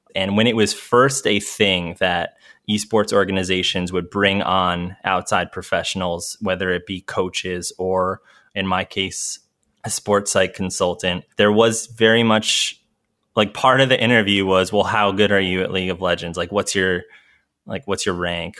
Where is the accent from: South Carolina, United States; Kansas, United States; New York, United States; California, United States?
New York, United States; moved away as an adult; also born or lived in Denver; I was from New York